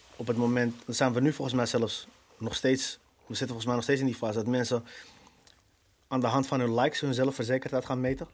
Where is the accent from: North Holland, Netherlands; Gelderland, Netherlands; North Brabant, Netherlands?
North Holland, Netherlands; Amsterdam; Ik ben een Amsterdammer, geboren, getogen